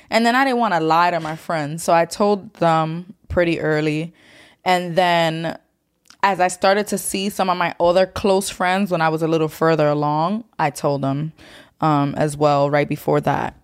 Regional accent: New York City, New York, United States; growing up in New York City

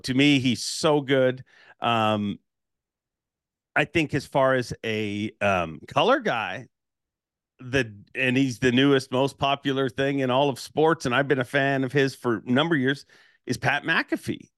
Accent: Toronto, Ontario, Canada; I'm from Toronto

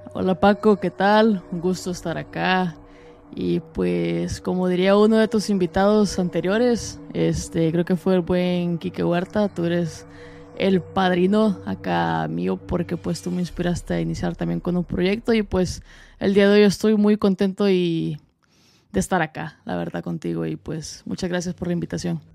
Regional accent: El Salvador; now in United States; soy salvadoreño

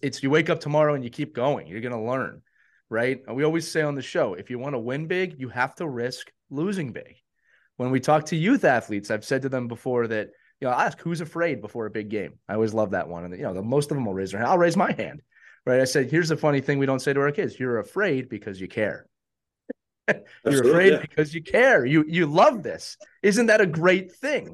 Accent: Philadelphia, Pennsylvania, United States; I grew up in Philadelphia. I grew up a Flyers fan.

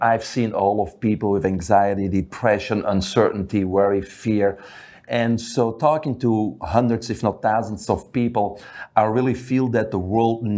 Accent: Belgium; moved away; I grew up in Belgium, which is a little country in the center of Europe.

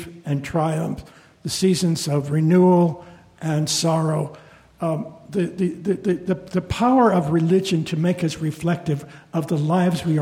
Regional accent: Sacramento, California, United States; first language Spanish; English is a second language; I grew up in Sacramento, California

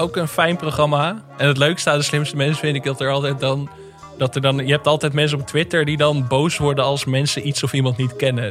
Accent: Enkhuizen, North Holland, Netherlands; ik ben opgegroeid in Enkhuizen

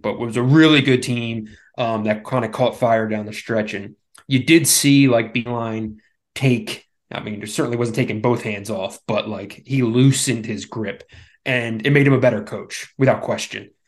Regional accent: Philadelphia, Pennsylvania, United States; I grew up in the Northeast, right? Grew up in Philadelphia, Villanova, right down the street

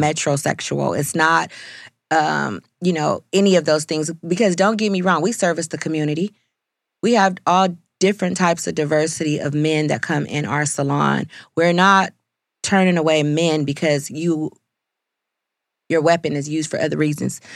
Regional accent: California, United States; moved away; I'm from California

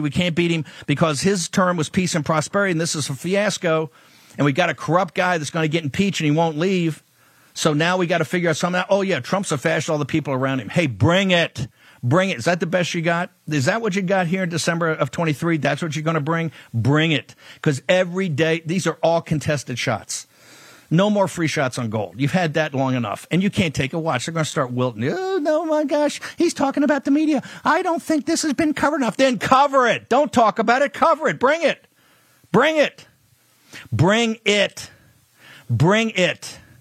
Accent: the South, United States; I'm a Southerner.

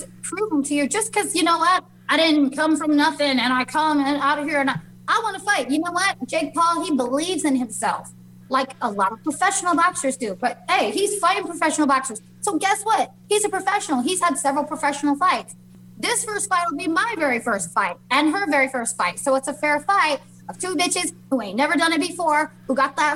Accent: Las Vegas, Nevada, United States; I'm from Vegas

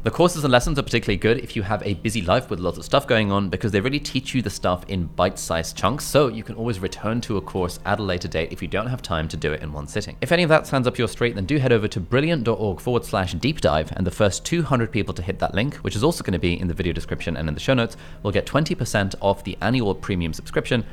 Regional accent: Westcliff-on-Sea, East of England, United Kingdom; we lived in Essex as well

